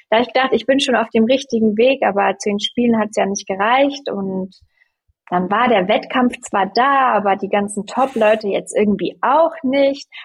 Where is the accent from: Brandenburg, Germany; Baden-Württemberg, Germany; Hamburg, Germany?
Hamburg, Germany; bei uns in Hamburg ist es ja nicht Karneval, sondern Fasching.